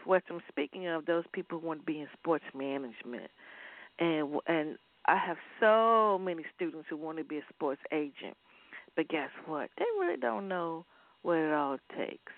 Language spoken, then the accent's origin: English; Waverly, Virginia, United States; moved away; I'm from Waverly, Virginia